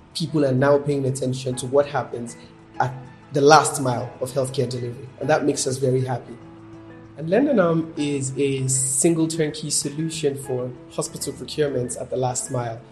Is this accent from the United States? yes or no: no; Ogun State, Nigeria; I'm from Ogun State here in Nigeria